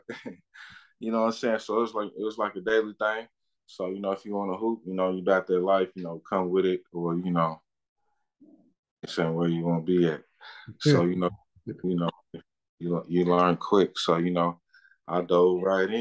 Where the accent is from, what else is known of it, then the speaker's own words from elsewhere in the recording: Lexington, Kentucky, United States; I'm from Lexington, Kentucky, Bluegrass Ashmondale Projects. That's where I grew up at, on the east side of town.